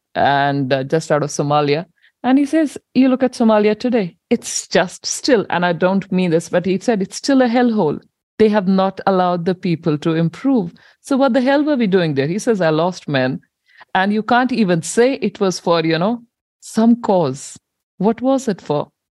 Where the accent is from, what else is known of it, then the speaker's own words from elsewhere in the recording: India; moved away as an adult; now in New Zealand; I migrated with my husband to New Zealand in 2009. And I come from India